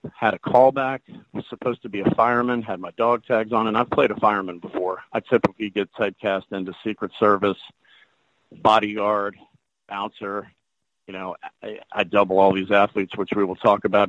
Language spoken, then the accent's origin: English; the South, United States; I'm from the South